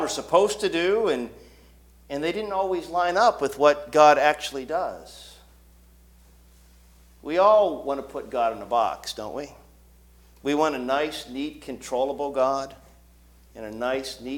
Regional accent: Canton, Ohio, United States; I grew up in Canton, Ohio

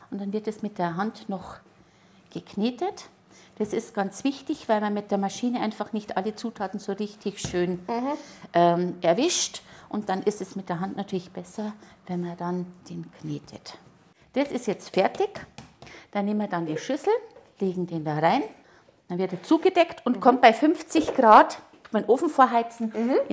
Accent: Neumarkt, Bavaria, Germany; now in Ingolstadt, Germany; Ich komme aus Neumarkt, ja.

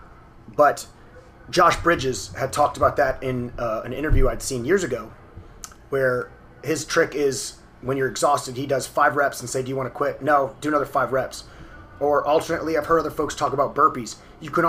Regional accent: New Orleans, Louisiana, United States; I grew up in the New Orleans area

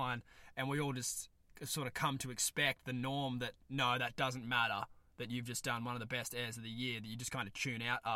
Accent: East Coast of Australia, Australia; me being the naive young East Coaster that I am from Australia

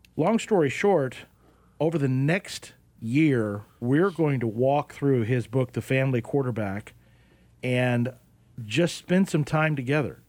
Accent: Oklahoma, United States; now in Arizona, United States; I grew up in Oklahoma.

